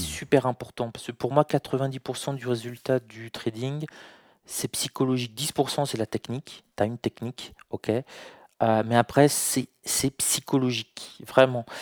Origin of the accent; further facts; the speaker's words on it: France; je suis né en France